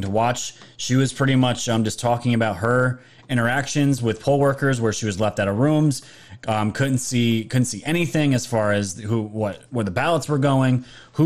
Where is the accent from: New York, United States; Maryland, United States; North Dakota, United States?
New York, United States; I'm from New York